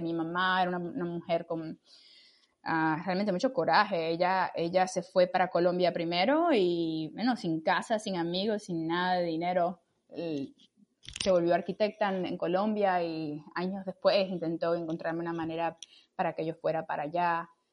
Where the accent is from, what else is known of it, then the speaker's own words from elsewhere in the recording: Camagüey, Cuba; now in Washington, United States; yo soy eh, cubana, soy de Camagüey y me mudé a Estados Unidos en el 2003